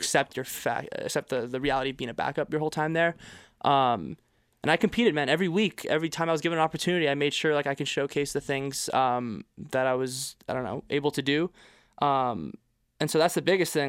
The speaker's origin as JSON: {"language": "English", "region": "Quebec", "country": "Canada", "tie": "born or raised there", "also_born_or_lived": "United States", "moved": "yes", "lives_now": "Toronto, Canada", "said": "I grew up in Quebec."}